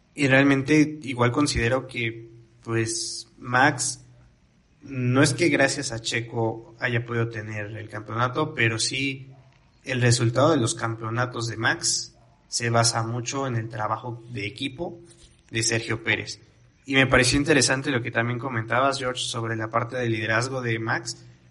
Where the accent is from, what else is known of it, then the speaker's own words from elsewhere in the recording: Mexico; como mexicanos